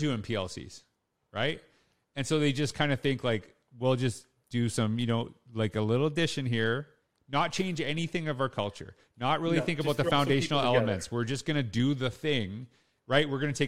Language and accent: English; Canada; And this is something that connects with me because I'm Canadian.